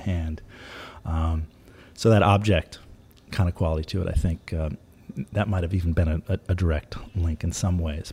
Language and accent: English; New York, United States; when I was growing up in New York